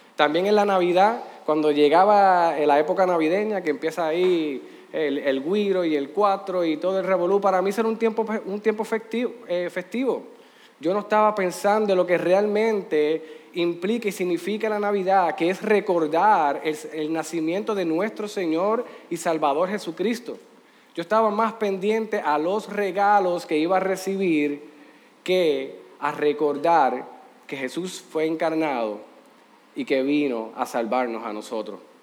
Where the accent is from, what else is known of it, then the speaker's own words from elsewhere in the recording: Puerto Rico; Aquí en Puerto Rico